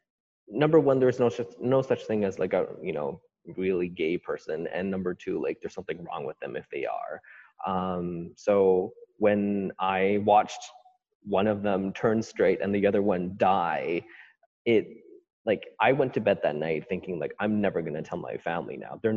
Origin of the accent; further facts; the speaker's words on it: Vancouver, British Columbia, Canada; I grew up here, born and raised in Vancouver, one of the few who haven't fled the city, it seems. I was born and raised in Kerrisdale, grew up there, and then moved to East Van when I was 13 and have been living in East Van ever since.